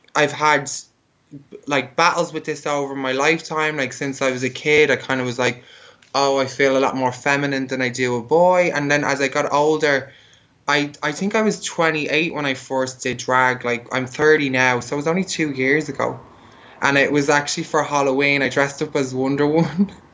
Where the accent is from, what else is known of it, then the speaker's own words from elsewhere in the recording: Dublin, Leinster, Ireland; moved away; also born or lived in Berlin; I'm from Ireland, so I'm from Dublin, and like Dublin's still pretty kind of like a closed-minded place